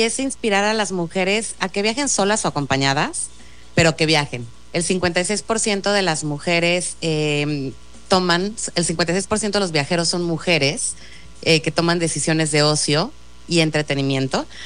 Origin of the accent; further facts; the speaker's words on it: Mexico City, Mexico; yo soy chilanga y he vivido 41 años en la Ciudad de México